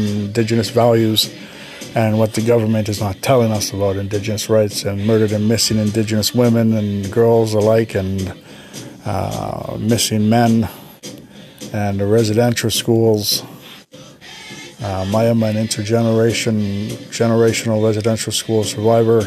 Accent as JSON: {"language": "English", "town": "Winnipeg", "region": "Manitoba", "country": "Canada", "said": "I'm from Winnipeg, Manitoba, Canada."}